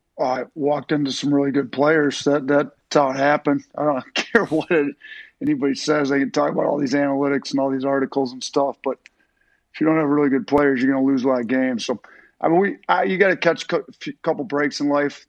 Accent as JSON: {"language": "English", "region": "Wisconsin", "country": "United States", "tie": "born or raised there", "moved": "yes", "said": "I grew up in Wisconsin"}